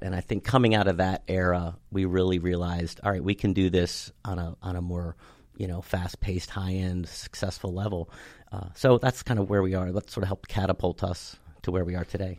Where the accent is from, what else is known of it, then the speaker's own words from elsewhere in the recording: Cockeysville, Maryland, United States; I grew up in Cockeysville, uh, went to school out there